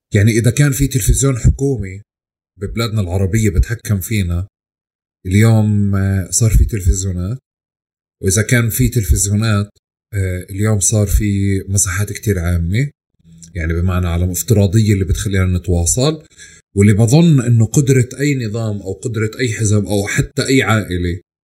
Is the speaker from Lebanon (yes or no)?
no; Palestine; also born or lived in Bahrain; أنا آه، ربيت في فلسطين نشأت في فلسطين كبرت فيها